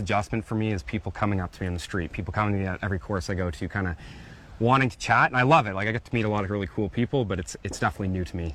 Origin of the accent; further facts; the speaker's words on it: Canada; also born or lived in Queenstown, New Zealand; I was forced to move back to Canada